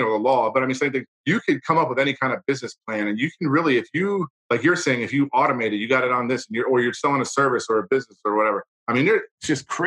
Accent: United States; a lot of us as Americans that are proud

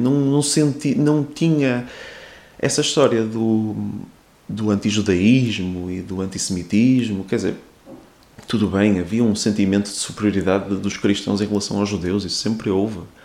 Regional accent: Porto, Norte, Portugal; eu sou aqui, daqui do Porto

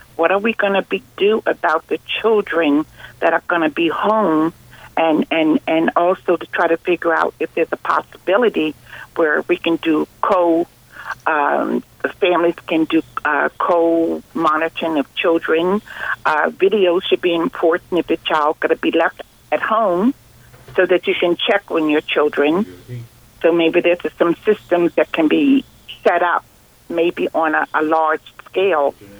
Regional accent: New Jersey, United States; I'm from New Jersey

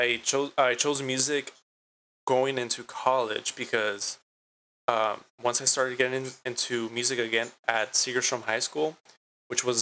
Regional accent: Santa Ana, California, United States; I was born and raised in Santa Ana, so I like to, give myself the title of Santanero

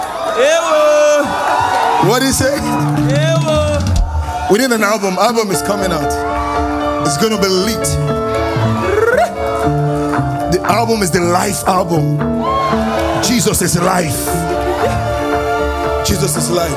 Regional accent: Benin City, Edo, Nigeria; I grew up in Benin City, 052, 053, 054

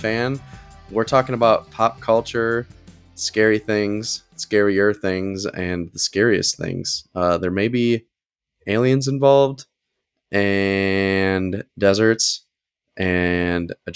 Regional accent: Midwest, United States; I grew up in the Midwest

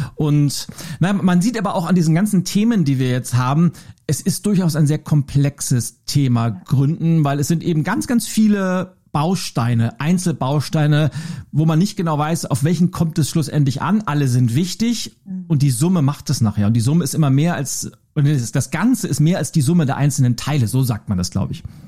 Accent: Lübeck, Schleswig-Holstein, Germany; born or raised there

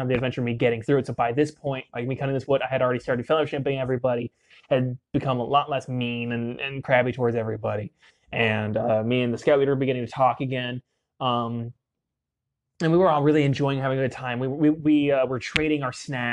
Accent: Utah, United States; growing up in Utah

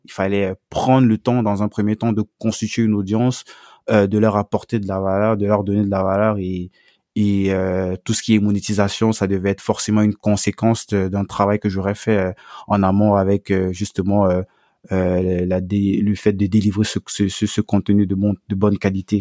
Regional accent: Cameroon; moved away; dans mon pays d'origine au Cameroun

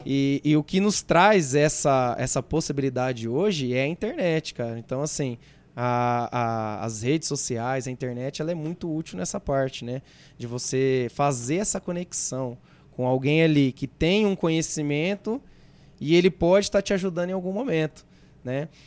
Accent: Mirassol, São Paulo, Brazil; also born or lived in Votuporanga; Sou de Mirassol, sou. É, nasci em Votuporanga, mas vim para cá muito, muito pequeno

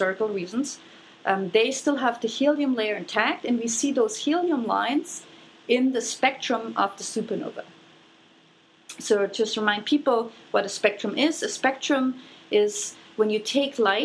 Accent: Germany; moved away; I grew up in Germany

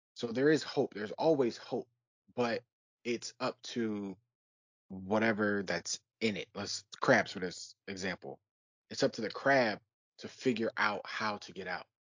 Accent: Detroit, Michigan, United States; now in Philadelphia, United States; being from Detroit and living in Philadelphia, I'm not from Philly

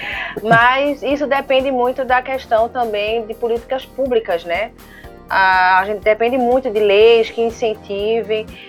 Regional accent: Brazil; eu sou brasileiro

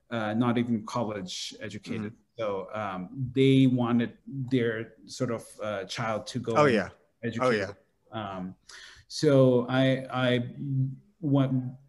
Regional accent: Saudi Arabia; now in United States; And so I was born in Saudi Arabia. But my growth was very much around people from Bangladesh, my family. So I very much grew up as Bangladeshi.

